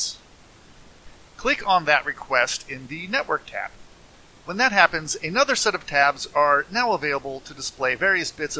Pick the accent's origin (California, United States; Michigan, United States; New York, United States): California, United States; I'm a Californian